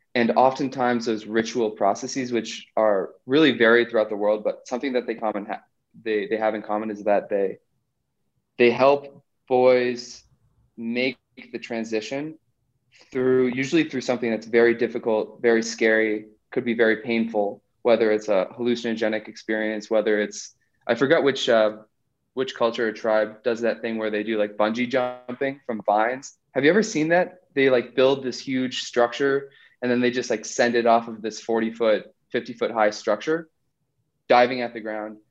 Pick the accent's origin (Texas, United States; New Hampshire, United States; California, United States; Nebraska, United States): New Hampshire, United States; moved away as an adult; also born or lived in South America; Growing up in New Hampshire